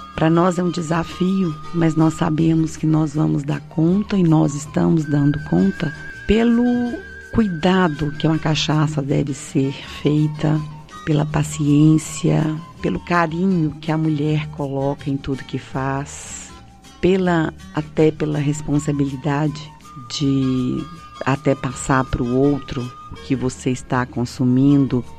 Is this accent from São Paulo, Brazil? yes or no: no; Salinas, Minas Gerais, Brazil; Eu sou de Salinas, filha do seu Tonico